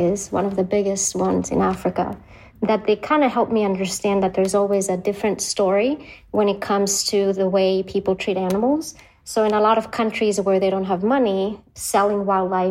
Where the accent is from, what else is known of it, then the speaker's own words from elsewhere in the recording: Karpathos, South Aegean, Greece; also born or lived in Athens, Greece; I was born in Athens, Greece, and then I was raised on a remote island in Greece called Karpathos